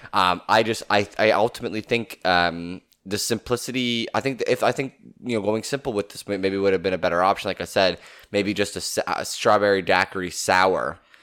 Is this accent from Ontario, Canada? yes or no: yes; Southern Ontario, Canada; we are from Southern Ontario, Canada